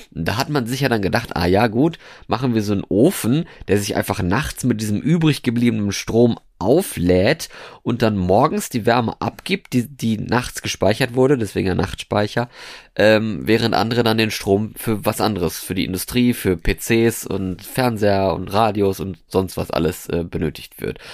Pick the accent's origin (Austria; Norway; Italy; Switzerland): Norway; moved away as an adult; now in Germany; Ich bin aus Norwegen. Beziehungsweise habe ich da gewohnt. Also ich bin da nicht geboren worden, aber ich habe da ja 13, 13 Jahre gewohnt.